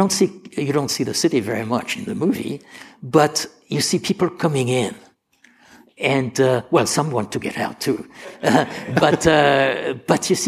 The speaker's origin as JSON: {"language": "English", "town": "Marseille", "region": "Provence-Alpes-Côte d'Azur", "country": "France", "moved": "yes", "said": "I'm from Marseille"}